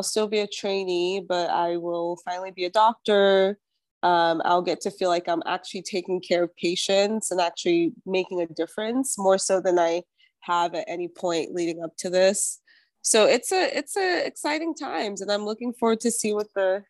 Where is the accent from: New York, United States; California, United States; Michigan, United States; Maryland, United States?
New York, United States; moved away as an adult; also born or lived in Nigeria / Utah; now in Los Angeles, United States; I grew up in New York and then went to Utah for undergrad.